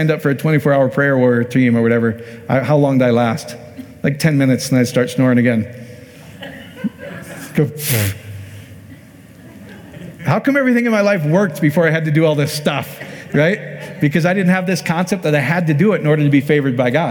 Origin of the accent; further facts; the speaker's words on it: Iowa, United States; my home state in Iowa